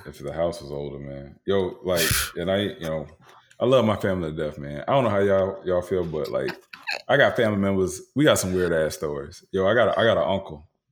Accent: Tampa, Florida, United States; I grew up in Tampa, Florida

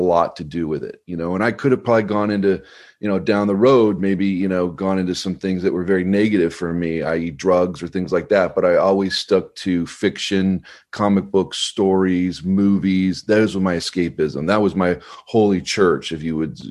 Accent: Colorado, United States; also born or lived in Clark Air Force Base, Philippines; we moved to Colorado. So right. About when I was two

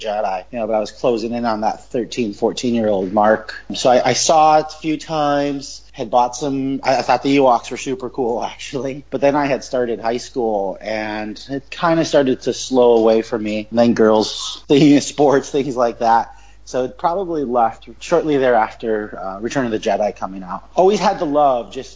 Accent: Chicago, Illinois, United States; moved away as an adult; also born or lived in Wisconsin; now in Hawaii, United States; Born and raised in Chicago. Moved to Wisconsin for a few years. And then we moved to Hawaii about 13 years ago.

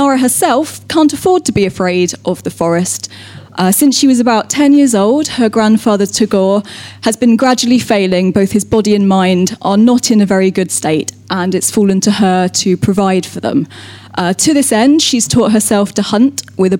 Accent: North Somerset, South West England, United Kingdom; I'm from North Somerset

